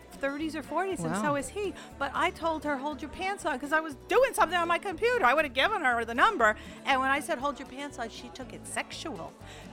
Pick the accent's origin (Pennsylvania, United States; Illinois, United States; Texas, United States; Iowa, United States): Pennsylvania, United States; moved away; I grew up in Pennsylvania.